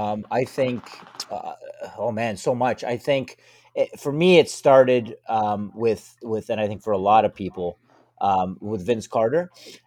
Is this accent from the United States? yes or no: no; Canada; I kind of would shy away a little bit from being Canadian, and because I felt like, okay, maybe Canadian sports aren't as good as the U.S.